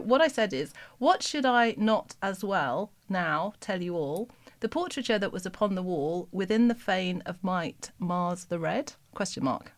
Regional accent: West Midlands, United Kingdom; I'm from the West Midlands

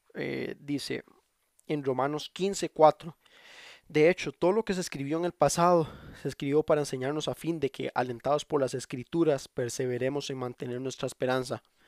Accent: Costa Rica; le digo, mae, porque soy de Costa Rica

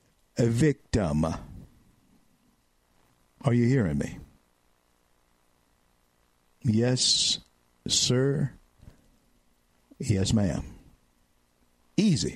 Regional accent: Louisiana, United States; the great state of Louisiana, my home state

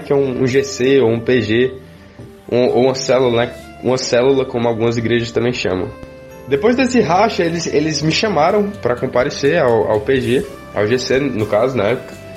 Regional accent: Fortaleza, Ceará, Brazil; also born or lived in Sobral; Atualmente a gente mora em Fortaleza, nasci aqui em Fortaleza

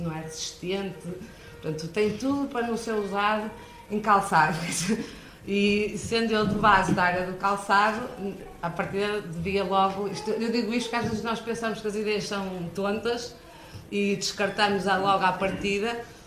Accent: Braga, Norte, Portugal; accent: northern; vim de Braga

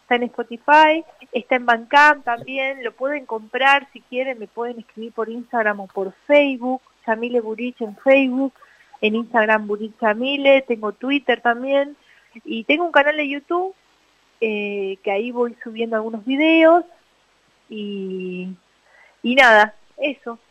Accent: Salta, Argentina; now in Buenos Aires, Argentina; Yo soy de Salta originalmente, pero vivo en Capital.

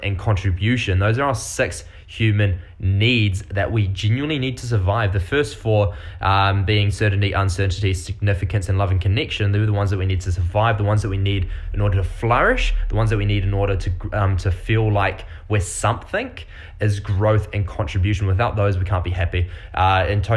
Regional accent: New Zealand; accent: Kiwi; now in Quebec, Canada; I'm a fella from New Zealand, so I've got this really weird accent. It's not Australian

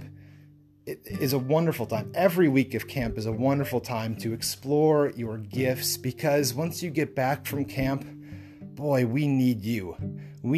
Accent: Lake Mills, Wisconsin, United States; I grew up in the Lake Mills Moravian Church in Lake Mills, Wisconsin

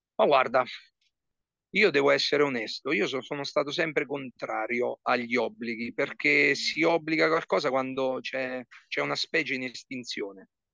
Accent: Porto San Giorgio, Marche, Italy; sono di Porto San Giorgio, ho giocato con la San Giorgese Basket, uh, io ho cominciato a giocare alla palestra Baldassari nel 1987

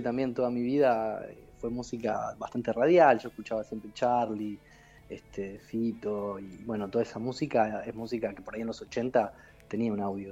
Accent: Río Gallegos, Santa Cruz, Argentina; Yo nací en Río Gallegos, era un lugar muy ventoso.

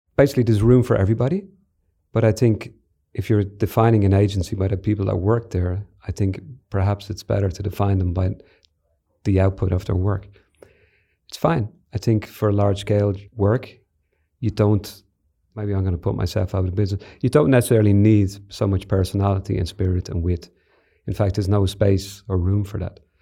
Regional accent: Ireland; Declan and I grew up in Ireland in the seventies and eighties

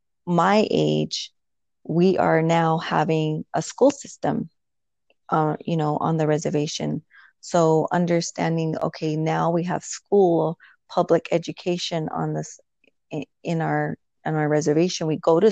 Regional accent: United States; moved away; I was born and raised on the Navajo Nation

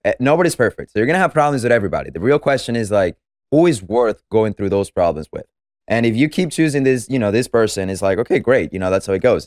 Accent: Venezuela; moved away; I'm from Venezuela, as I said, so I was born and raised there

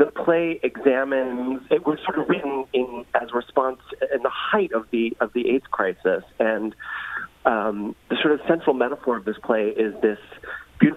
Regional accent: New York City, New York, United States; growing up in New York City, going to see plays

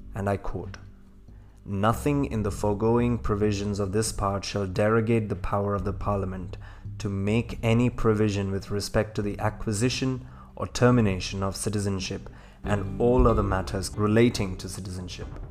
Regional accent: India; I was born in India, I've not known any other country like I've known India

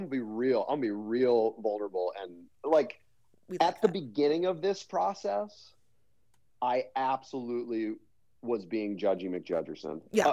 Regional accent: Hastings, United States; So I grew up in Hastings, and grew up in Hastings.

